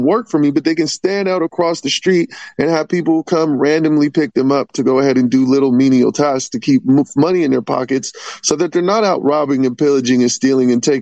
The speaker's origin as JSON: {"language": "English", "town": "Vallejo", "region": "California", "country": "United States", "tie": "born or raised there", "said": "my hometown of Vallejo"}